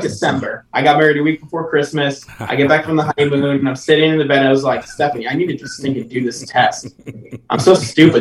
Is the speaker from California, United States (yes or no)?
no; New Hampshire, United States; moved away; I'm originally from New Hampshire